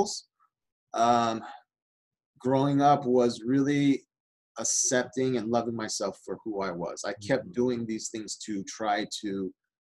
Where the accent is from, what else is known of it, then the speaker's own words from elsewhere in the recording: Southern California, United States; I grew up in Southern California